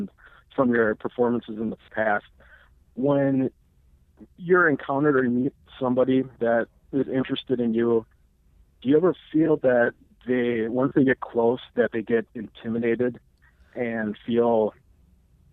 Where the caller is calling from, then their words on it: Wisconsin, United States; calling from Wisconsin.